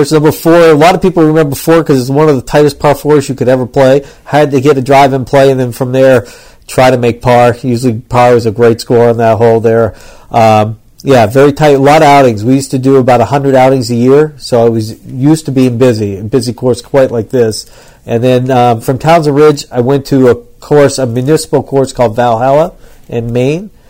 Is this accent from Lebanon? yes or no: yes; Lebanon; moved away; also born or lived in Florida; originally I grew up in Lebanon, and then um, from there, as a junior golfer, I kind of wanted to play a little bit